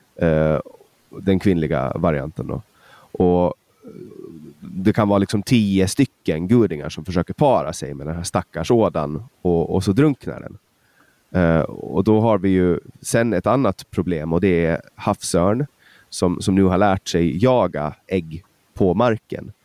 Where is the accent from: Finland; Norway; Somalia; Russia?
Finland; Åland; Alltså som ålänning